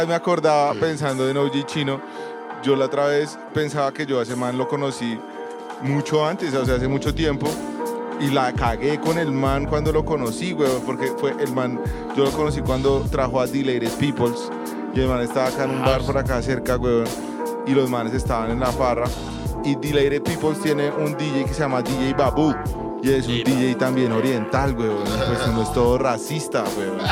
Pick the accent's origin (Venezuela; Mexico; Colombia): Colombia; Bogotá, Bogotá Capital District; accent: rolo; nuestro acento rolo